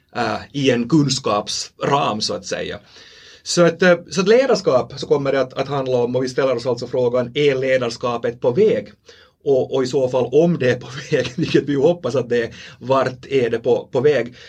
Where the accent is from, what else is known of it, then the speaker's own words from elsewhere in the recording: Finland; accent: Finland Swedish; vi talar den här varianten av, av svenska som vi, som vi talar här i, vi här i Finland